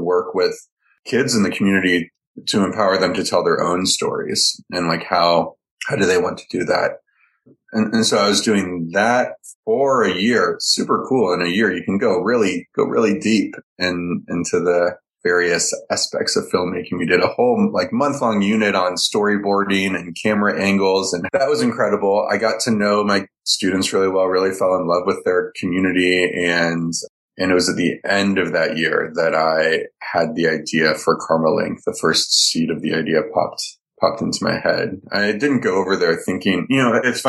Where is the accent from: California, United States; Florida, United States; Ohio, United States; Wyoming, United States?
California, United States; Palo Alto; moved away as an adult; also born or lived in Cambodia; I grew up in Palo Alto, where there's an old classic movie theater